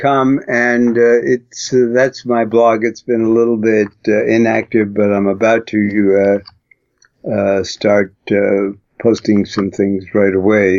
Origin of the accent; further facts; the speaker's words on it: New York City, New York, United States; I come from Brooklyn